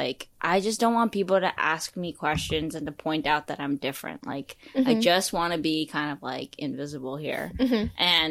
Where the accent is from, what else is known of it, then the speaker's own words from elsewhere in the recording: New York City, New York, United States; also born or lived in Wuhan, China; I was raised in New York, in Brooklyn